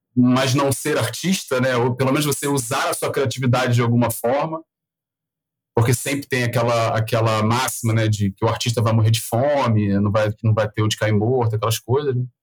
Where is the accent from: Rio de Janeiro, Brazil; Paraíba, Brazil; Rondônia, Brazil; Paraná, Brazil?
Rio de Janeiro, Brazil; accent: carioca; eu sou carioca, então o, você não precisava falar buenas, porque vocês já vão ouvir um chiado aqui até dizer chega. É, é, sou nascido no Rio, criado no Rio